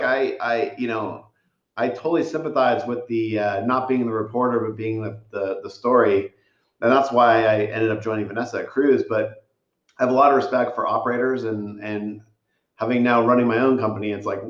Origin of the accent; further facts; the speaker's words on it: San Ramon, California, United States; I grew up in San Ramon in Danville.